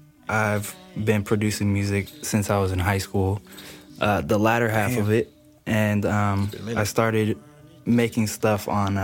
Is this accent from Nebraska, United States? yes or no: no; Chula Vista, California, United States; I'm originally from Chula Vista in San Diego. It's like East San Diego. So not a lot of people really go there or are from there really.